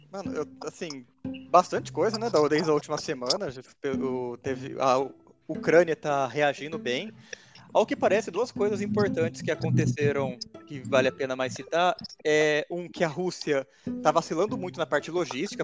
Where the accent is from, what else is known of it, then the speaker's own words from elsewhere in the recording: Americana, São Paulo, Brazil; em Americana, eu sou de Americana